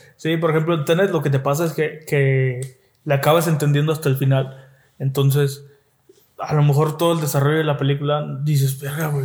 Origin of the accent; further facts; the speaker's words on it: Mexico; como mexicanos